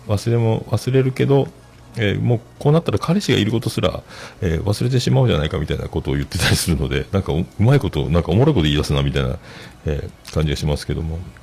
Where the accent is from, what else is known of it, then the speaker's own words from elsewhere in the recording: Fukuoka, Japan; 僕は福岡、ほぼ福岡育ちですけどね